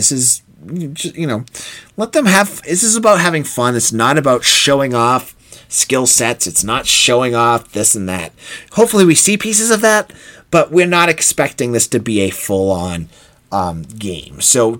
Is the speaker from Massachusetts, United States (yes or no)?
yes; Boston, Massachusetts, United States; accent: Boston; And I'm a New England guy. You know, I don't know if you can tell. I've worked my accent down from Boston, but sometimes it comes out more than others.